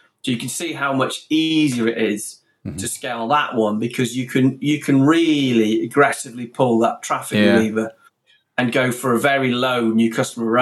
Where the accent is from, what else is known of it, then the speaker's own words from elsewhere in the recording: Stoke-on-Trent, West Midlands, United Kingdom; two boys from Stoke